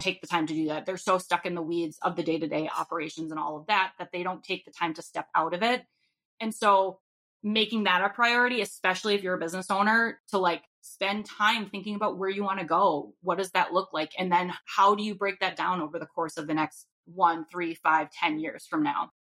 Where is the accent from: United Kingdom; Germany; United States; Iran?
United States; Rhode Island; now in Minnesota, United States; I currently live in Minnesota, but I'm from Rhode Island